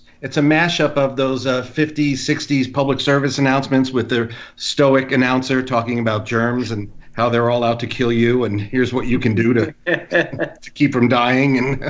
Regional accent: East Coast, United States; moved away; I grew up on the East Coast

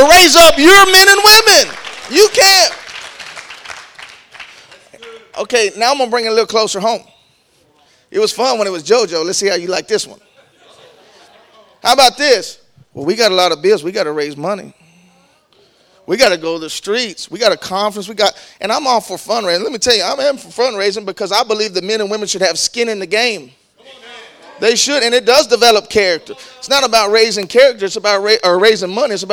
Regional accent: Texas, United States; I'm from Texas

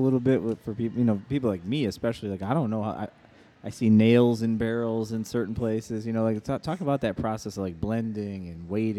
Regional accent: Joliet, Illinois, United States; we're from Joliet.

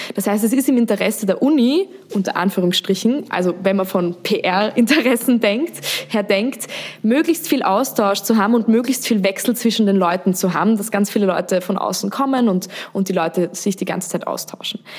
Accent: Austria; Wie man hört, bin ich aus Österreich.

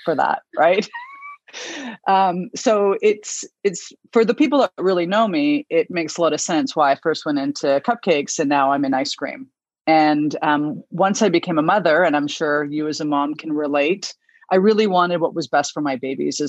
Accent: Victoria, British Columbia, Canada; I grew up in Victoria on a organic self-sustaining farm

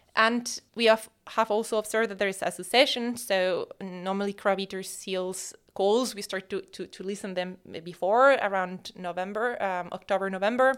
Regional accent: Madrid, Community of Madrid, Spain; English is a second language; moved away as an adult; also born or lived in Seville; I was born in Madrid

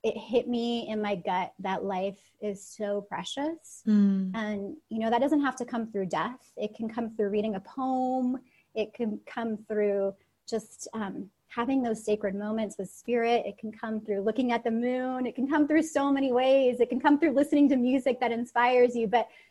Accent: Seattle, Washington, United States; first language Russian; English is a second language; moved away as an adult; also born or lived in Russia / Los Angeles, United States; my hometown of Seattle, Washington

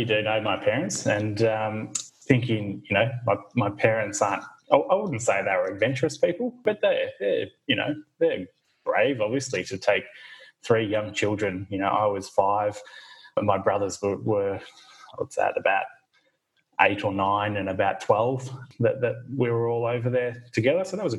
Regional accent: Bendigo, Victoria, Australia; moved away as an adult; also born or lived in Fiji; now in Hobart, Australia; born and bred in Victoria, born in Bendigo, central Victoria, and had most of my adolescence in Victoria. I was lucky enough to spend 3 years of my childhood growing up in Fiji with my family.

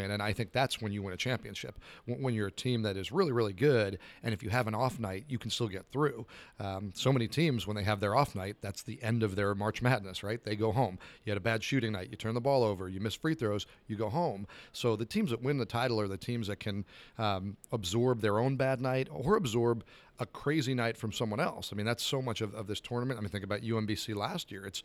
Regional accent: New Jersey, United States; moved away; growing up in New Jersey

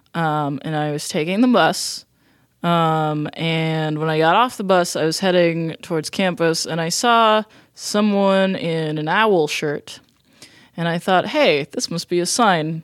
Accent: Colorado, United States; moved away; also born or lived in New Jersey / Ohio; mostly in Colorado

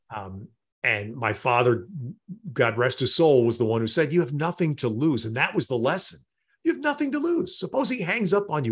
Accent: outside of New York City, United States; the home I grew up in outside of New York City

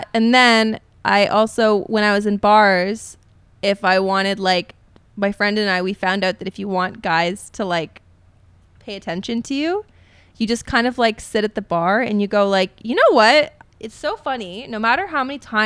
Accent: Canada; moved away; also born or lived in New York / Europe; as like a Canadian

